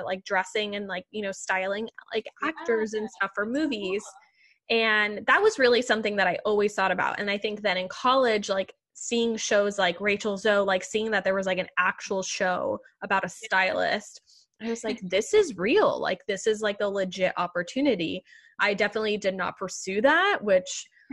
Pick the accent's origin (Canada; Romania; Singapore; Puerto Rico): Puerto Rico; now in New York City, United States; growing up in Puerto Rico